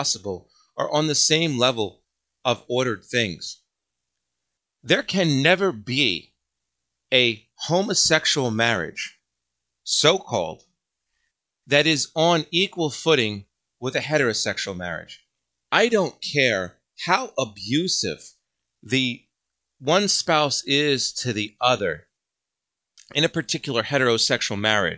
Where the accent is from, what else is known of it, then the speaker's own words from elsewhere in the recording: United States; I am an American.